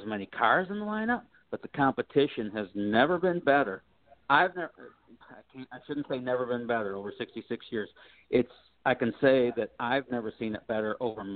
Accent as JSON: {"language": "English", "town": "Toledo", "region": "Ohio", "country": "United States", "tie": "born or raised there", "said": "My hometown. Yay, Toledo"}